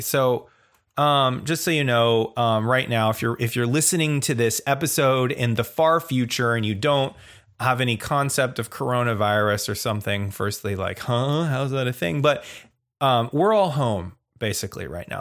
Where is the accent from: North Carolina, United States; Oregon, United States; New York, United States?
Oregon, United States; I'm from Oregon